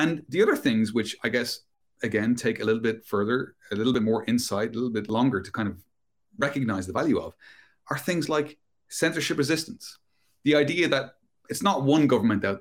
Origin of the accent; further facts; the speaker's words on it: Ireland; moved away as an adult; also born or lived in London, United Kingdom; I emigrated from my home country of Ireland to the UK, to London